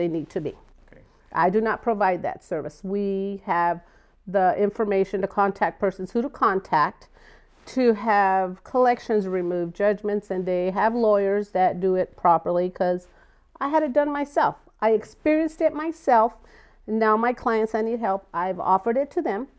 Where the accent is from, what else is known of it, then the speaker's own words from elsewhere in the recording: Buckeye, Arizona, United States; Buckeye, Arizona